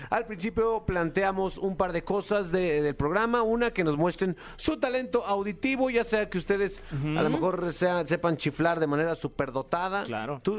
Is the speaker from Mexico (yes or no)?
yes; Mexico City, Mexico; Pues soy de la Ciudad de México, soy de aquí.